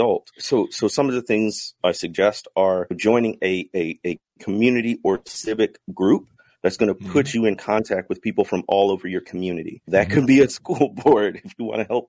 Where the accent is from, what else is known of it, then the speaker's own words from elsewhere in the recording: the Midwest, north of Chicago, Illinois, United States; I grew up in the Midwest, north of Chicago